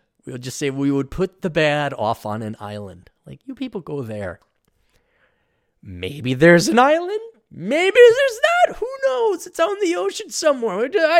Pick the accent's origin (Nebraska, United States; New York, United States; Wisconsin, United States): Wisconsin, United States; Milwaukee; born there; By the way, I was born in Milwaukee.